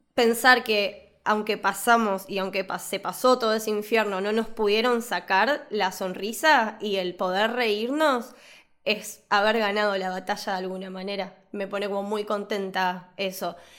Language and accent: Spanish; Buenos Aires, Argentina; al de Devoto, que es, aparte del cine del barrio que fui toda mi vida